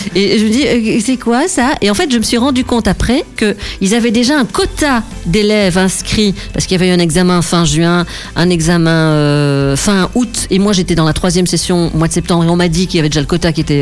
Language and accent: French; Cuesmes, Wallonia, Belgium; je suis de Quem